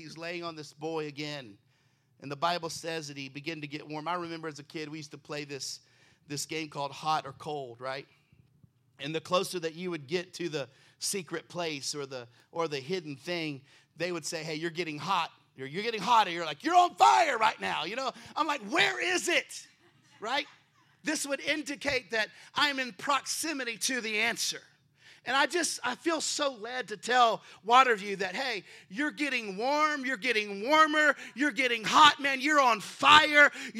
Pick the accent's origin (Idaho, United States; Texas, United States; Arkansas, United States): Texas, United States; now in Baltimore, United States; I'm originally from Texas